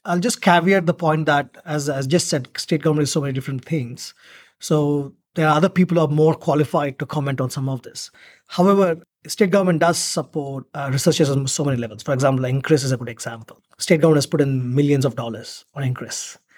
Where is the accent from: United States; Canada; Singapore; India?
India; now in Australia; I'm originally from India, but I'm, I was representing Australia in India